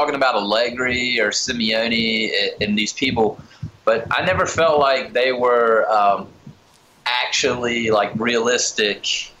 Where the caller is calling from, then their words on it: United States; I'm calling from the United States.